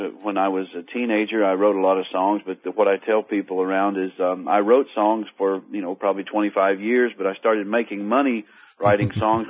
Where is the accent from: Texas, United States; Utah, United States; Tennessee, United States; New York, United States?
Tennessee, United States; Kingston; also born or lived in Cleveland, Tennessee; we made the move to Kingston, Tennessee, which is right where I-40 and I-75 cross each other, the hillbilly crossroads, we call that. And I grew up there and went to school in Kingston and graduated from Roane County High School